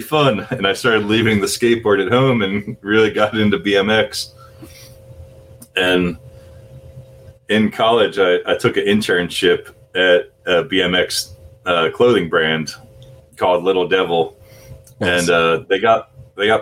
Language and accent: English; New Jersey, United States; moved away as an adult; also born or lived in Philadelphia; I grew up in South Jersey, skateboarding, listening to punk rock music